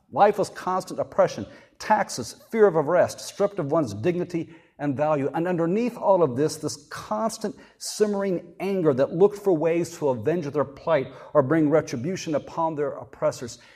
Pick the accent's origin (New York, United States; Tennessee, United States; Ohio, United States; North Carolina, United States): North Carolina, United States; I said North Carolina.